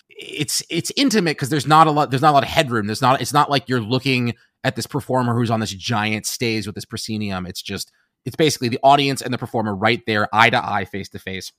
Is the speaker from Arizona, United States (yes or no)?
no; New York City, New York, United States; I grew up in New York City